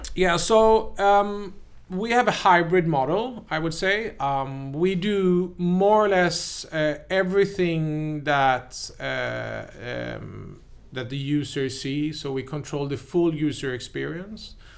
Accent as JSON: {"language": "English", "country": "Sweden", "also_born_or_lived": "New York, United States", "said": "I came there as a happy Swede"}